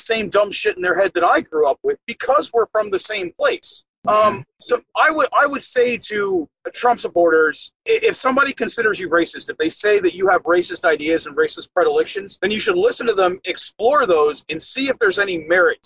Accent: Ocala National Forest, Marion County, Florida, United States; I grew up in the Ocala National Forest

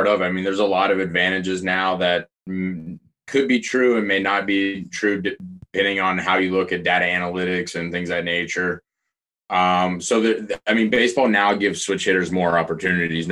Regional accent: Oklahoma, United States; moved away; also born or lived in Texas; I grew up in Oklahoma and Texas.

